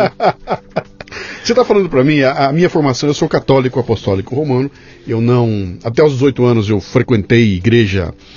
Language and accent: Portuguese; Bauru, São Paulo, Brazil; quando eu era moleque em Bauru